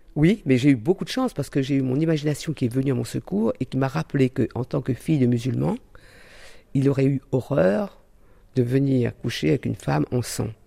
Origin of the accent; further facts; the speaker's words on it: Réunion; moved away; je viens de l'île de la Réunion